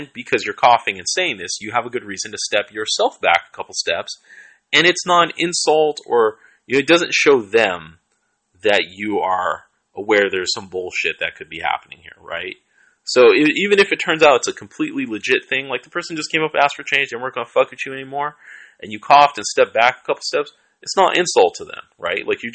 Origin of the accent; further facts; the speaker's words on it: Seattle, Washington, United States; now in Oakland, United States; I grew up in Southside Seattle, I live in Oakland